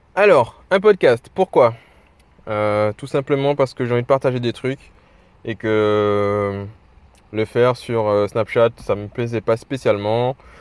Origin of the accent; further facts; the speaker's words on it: Guadeloupe; je suis en Guadeloupe, je suis guadeloupéen